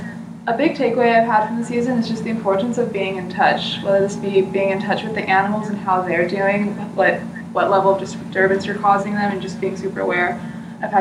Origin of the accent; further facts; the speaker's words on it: Southern California, United States; I am from SoCal, where things don't get particularly cold